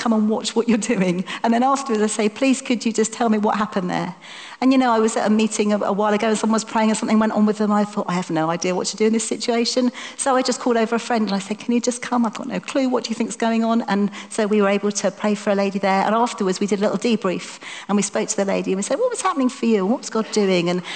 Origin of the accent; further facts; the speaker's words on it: United Kingdom; We're British